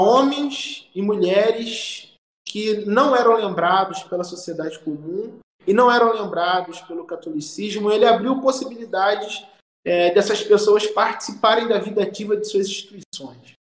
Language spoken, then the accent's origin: Portuguese; Southeast Brazil, Brazil; como brasileiros, como moradores do Sudeste